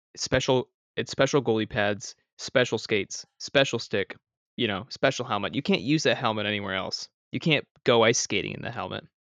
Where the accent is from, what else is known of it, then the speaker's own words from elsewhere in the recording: Canada; I'm Canadian